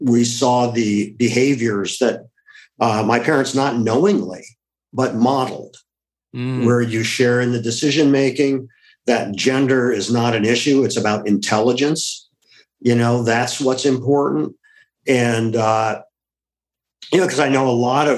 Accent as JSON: {"language": "English", "region": "Ohio", "country": "United States", "tie": "born or raised there", "said": "It was a classic Midwestern upbringing. I grew up in Ohio."}